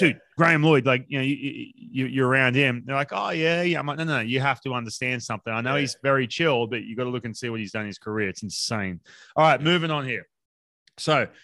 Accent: Newcastle, New South Wales, Australia; now in United States; growing up in Newcastle

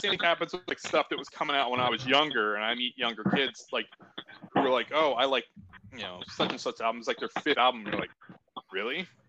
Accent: northern central Pennsylvania, United States; I grew up in a small like city in the middle of Pennsylvania, like northern central Pennsylvania. There wasn't a big music scene or anything there.

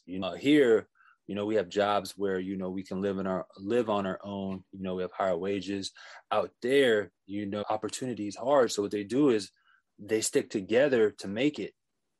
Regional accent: Philippines; as much as the Filipino people are hospitable and friendly, it's just not them. I'm pretty sure if you go to villages in Africa, they're the same way. If you go to villages in Mexico. So I don't think it's unique to our culture.

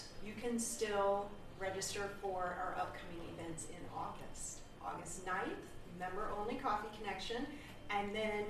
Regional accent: Virginia, United States; Originally Virginia. And we've lived all over the country.

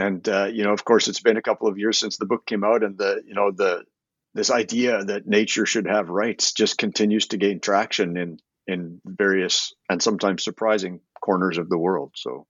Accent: Canada; Well, I'm a Canadian. I've been an environmental lawyer for 30 years. I've been in love with the natural world since I was a little boy growing up in the shadow of the Rocky Mountains.

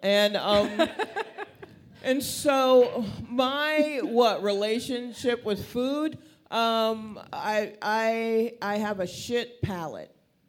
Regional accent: Atlanta, Georgia, United States; moved away as an adult; also born or lived in Brooklyn, New York; now in New York, United States; I was born in Brooklyn. Yes, and then crack showed up, and so my family moved to Atlanta when I was like 8. So that's where most of my book learning's been.

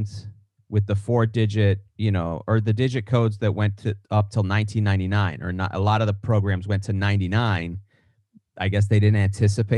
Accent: New York, United States; I'm a New York guy. I'm from the East

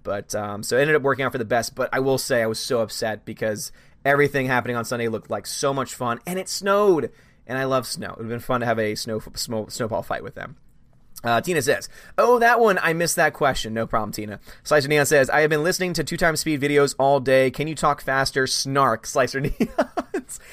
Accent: Louisiana, United States; I'm from Louisiana

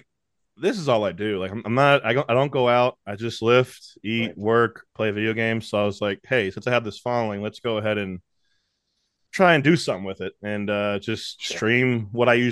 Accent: Bossier City, Louisiana, United States; moved away as an adult; also born or lived in Shreveport, Louisiana; I'm from a little small town in Bossier City, Louisiana, or Shreveport, murder capital of the world. But I grew up there

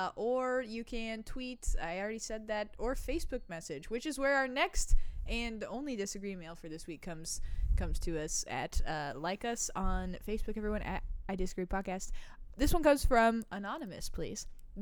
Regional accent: Germany; I was born and raised in Germany.

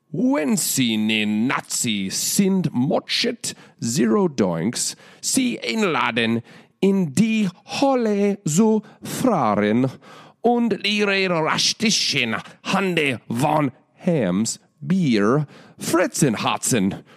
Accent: United States; I'm American

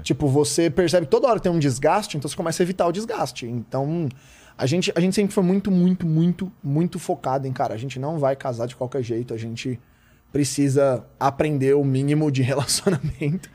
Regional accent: Osasco, São Paulo, Brazil; sou de lá.

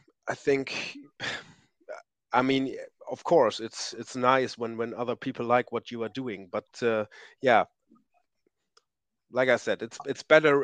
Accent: East Frisia, Lower Saxony, Germany; I'm from Northern Germany, and we have, to be clear, I'm from East Frisia

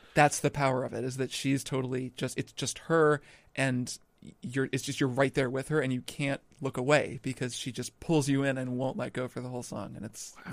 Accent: Indiana, United States; moved away; I grew up in Indiana

